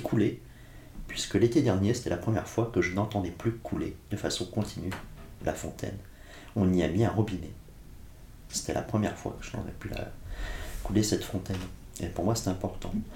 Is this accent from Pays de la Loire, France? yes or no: no; Blois, Centre-Val de Loire, France; also born or lived in Corsica; Je suis né sur le continent, à Blois